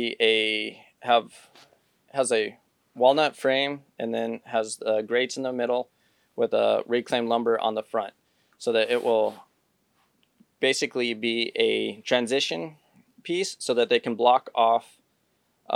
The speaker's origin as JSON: {"language": "English", "region": "New Mexico", "country": "United States", "tie": "born or raised there", "also_born_or_lived": "Pecos, New Mexico", "moved": "as an adult", "lives_now": "North Carolina, United States", "said": "we grew up in New Mexico"}